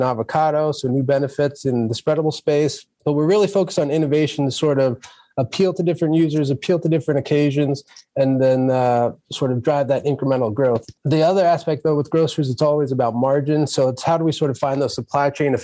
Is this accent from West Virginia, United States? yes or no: no; Philadelphia, Pennsylvania, United States; moved away; I'm originally from Philadelphia myself